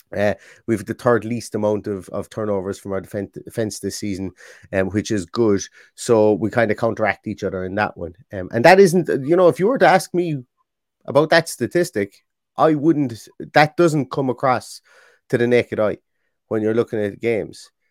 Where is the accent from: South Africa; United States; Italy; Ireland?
Ireland; I'm from Ireland.